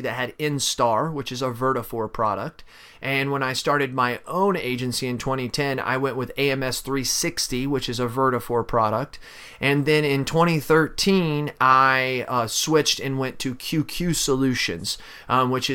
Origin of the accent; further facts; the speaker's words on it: St. Louis area, Missouri, United States; right outside of my hometown there